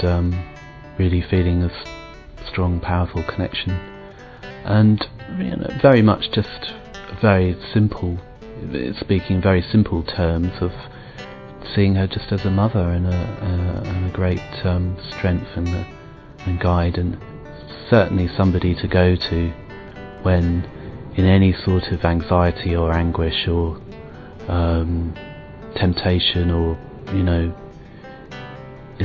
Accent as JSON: {"language": "English", "region": "England", "country": "United Kingdom", "said": "I'm from Britain."}